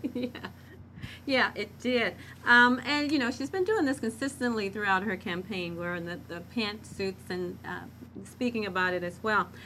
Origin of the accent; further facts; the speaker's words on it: Marble, Arkansas, United States; accent: southern; Yes, I grew up in Marble, Arkansas, and the southern accent and dropping ings was very common.